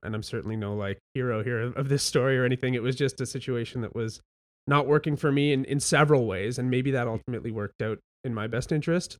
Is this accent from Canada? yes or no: yes; Welland, Ontario, Canada; I grew up in Welland